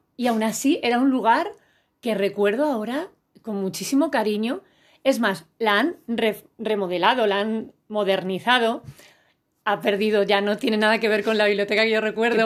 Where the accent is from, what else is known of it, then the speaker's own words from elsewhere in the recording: Elda, Valencian Community, Spain; la biblioteca que yo iba de pequeñita en mi pueblo, en Elda, en Alicante